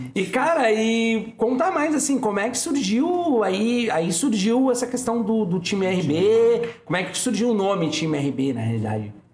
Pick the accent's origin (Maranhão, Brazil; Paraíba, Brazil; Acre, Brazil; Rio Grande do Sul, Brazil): Rio Grande do Sul, Brazil; Porto Alegre; eu sou da Bom Jesus